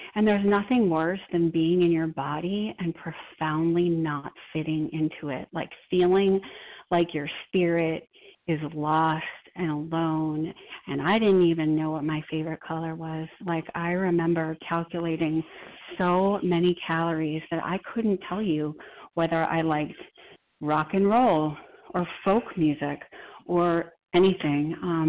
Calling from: Boston, Massachusetts, United States; I'm a compulsive eater in Boston, Mass.

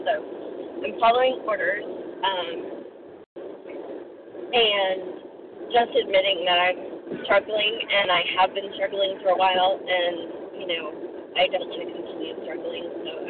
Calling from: Florida, United States; I'm calling from Florida

